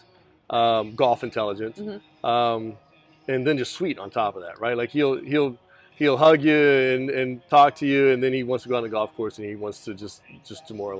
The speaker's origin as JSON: {"language": "English", "town": "Irving", "region": "Texas", "country": "United States", "tie": "born or raised there", "said": "Yeah, I grew up in Irving, Texas, went to MacArthur High School."}